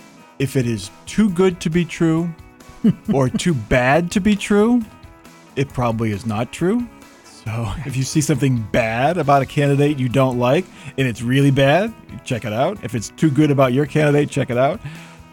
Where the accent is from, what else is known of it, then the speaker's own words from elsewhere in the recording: Massachusetts, United States; accent: Boston; I am a native of Massachusetts. I have done a pretty good job of masking my old Boston accent.